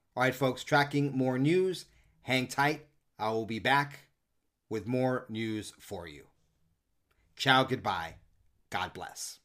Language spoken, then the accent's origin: English; New York City, New York, United States; I grew up in and around the Lincoln Projects in Harlem as a kid